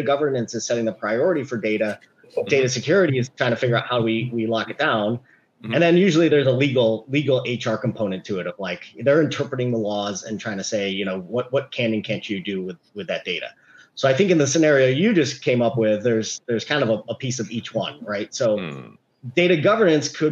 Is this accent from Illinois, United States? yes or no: yes; Chicago, Illinois, United States; now in California, United States; I grew up in Chicago